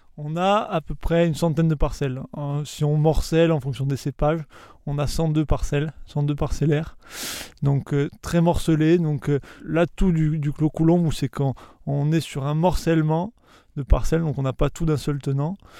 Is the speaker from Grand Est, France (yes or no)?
no; Balagne, Corsica, France; chez nous en Balagne